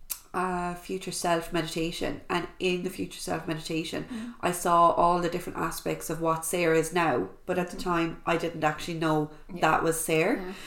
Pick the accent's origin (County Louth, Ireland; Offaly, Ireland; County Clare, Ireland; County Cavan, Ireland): County Clare, Ireland; I am from Clare. I'm living in Ennis. I suppose I'm 28.